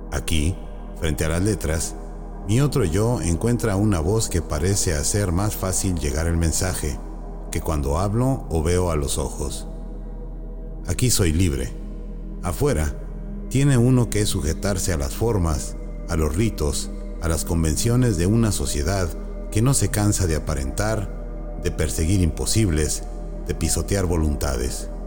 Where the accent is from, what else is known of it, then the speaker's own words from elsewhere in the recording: Jalisco, Mexico; also born or lived in Sonora; Nací en Sonora, pero viví mayormente en Jalisco. Iba dos meses a Europa y me quedé dos años. He vivido en más de siete ciudades, dos aldeas